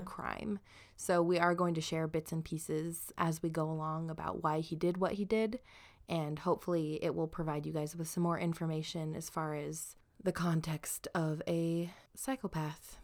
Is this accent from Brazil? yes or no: no; southern Idaho, United States; I'm from southern Idaho